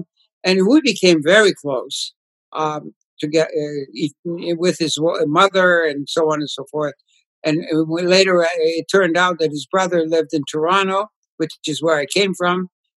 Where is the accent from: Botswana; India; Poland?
Poland; English is a second language; my grandfather used to take me to the synagogue, and you know, growing up in Poland, you know, it was inevitably exposure to the Torah, to the prayers